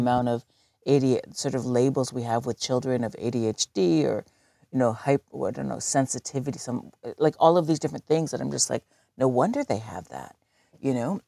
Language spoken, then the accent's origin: English; Southern Ontario, Canada; now in Galiano Island, Canada; I grew up in Southern Ontario.